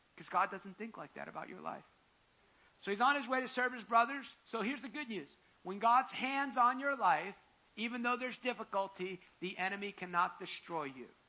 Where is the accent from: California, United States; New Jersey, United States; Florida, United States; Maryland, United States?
New Jersey, United States; I'm from New Jersey